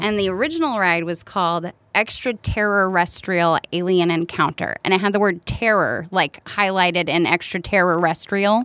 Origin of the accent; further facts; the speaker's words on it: Martinsville, Virginia, United States; moved away as an adult; also born or lived in North Carolina; now in Chicago, United States; I grew up in Virginia, technically, Martinsville, Virginia.